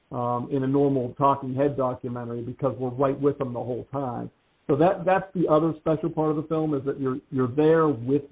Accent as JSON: {"language": "English", "town": "Pittsburgh", "region": "Pennsylvania", "country": "United States", "tie": "born or raised there", "said": "I grew up playing hockey in Pittsburgh"}